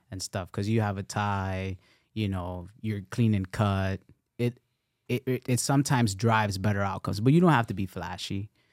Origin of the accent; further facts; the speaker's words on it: Nicaragua; I'm from Nicaragua